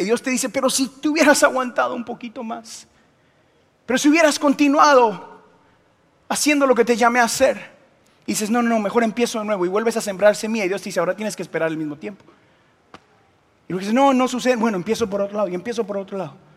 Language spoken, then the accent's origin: Spanish; Guatemala; soy de Guatemala